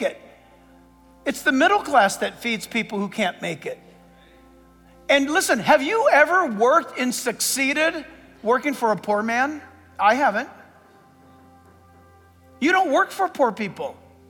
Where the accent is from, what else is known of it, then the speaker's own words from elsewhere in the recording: Southern California, United States; also born or lived in San Diego; I grew up in Southern California and born in San Diego